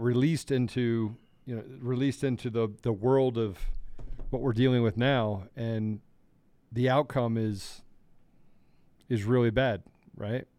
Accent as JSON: {"language": "English", "town": "Washington", "region": "District of Columbia", "country": "United States", "tie": "born or raised there", "said": "I grew up in Washington, D C."}